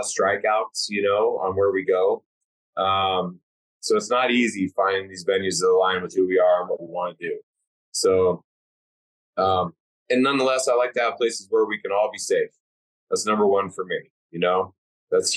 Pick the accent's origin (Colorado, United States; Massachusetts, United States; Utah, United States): Colorado, United States; Durango; Purgatory, Colorado, which is my hometown. And of course, that one is awesome. I grew up skiing on that mountain